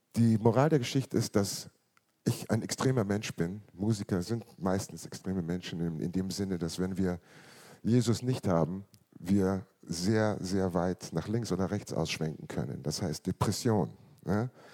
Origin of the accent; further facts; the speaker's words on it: Munich, Bavaria, Germany; Ich bin in München geboren worden, neunzehnhundertfünfundsiebzig